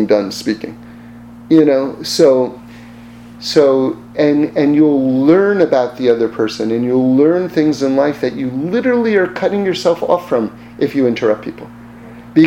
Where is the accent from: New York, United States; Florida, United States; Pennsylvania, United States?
New York, United States; I'm from New York